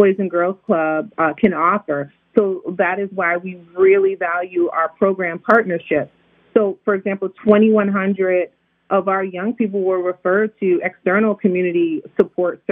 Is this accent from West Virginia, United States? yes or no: no; Connecticut, United States; now in Maryland, United States; I'm from Connecticut, so excuse the way I pronounce words